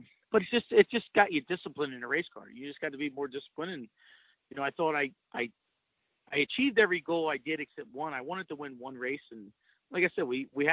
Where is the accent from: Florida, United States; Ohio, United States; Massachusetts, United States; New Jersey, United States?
New Jersey, United States; New Egypt; I grew up in New Egypt